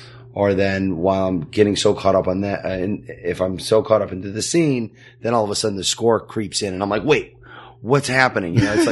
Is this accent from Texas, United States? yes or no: no; Florida, United States; I'm from Florida, but we're the Sunshine State